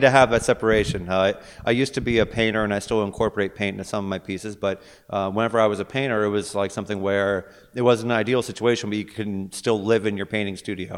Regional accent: Pittsburgh, Pennsylvania, United States; moved away as an adult; also born or lived in California / Bay Area; I am originally born and raised in Pittsburgh, but then I, I sort of ventured out

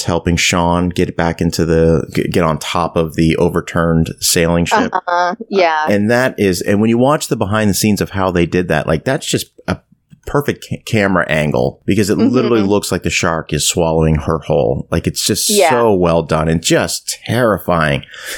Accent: East Coast of Canada, Atlantic Canada, Canada; growing up in Canada, I grew up on the East Coast

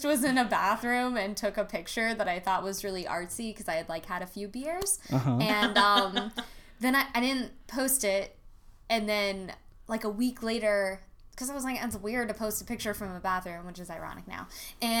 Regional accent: Virginia Beach, Virginia, United States; moved away as an adult; also born or lived in Richmond, Virginia; now in Orlando, United States; I'm from Virginia Beach, Virginia. And then I went to school in Richmond at VCU

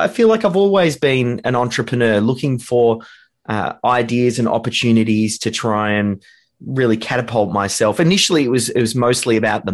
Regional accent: Melbourne, Victoria, Australia; here in Australia.

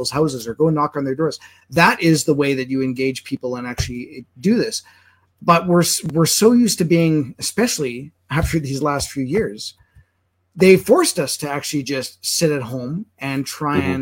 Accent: Manitoba, Canada; now in Alberta, Canada; I'm originally from Manitoba

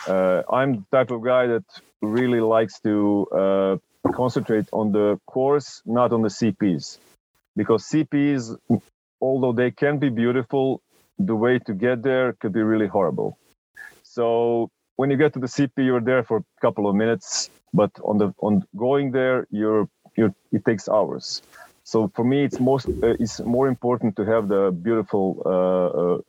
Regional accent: Croatia; I'm from Croatia

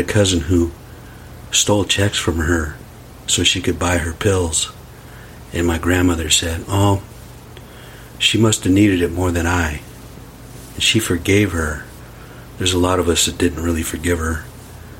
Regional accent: United States; I'm from the res.

